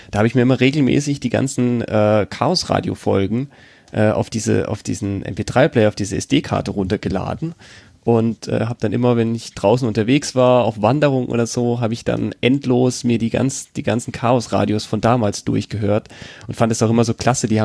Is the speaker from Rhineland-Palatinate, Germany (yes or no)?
no; Karlsruhe, Baden-Württemberg, Germany; Äh, also ich komme ja aus Karlsruhe, da ist er ja gar nicht empfangbar